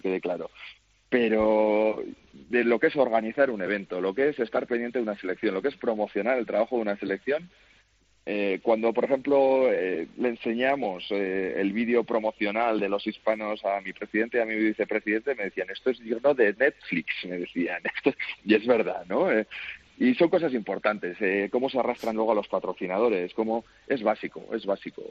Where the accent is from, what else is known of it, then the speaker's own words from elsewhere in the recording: Spain; moved away as an adult; now in Slovakia; yo soy español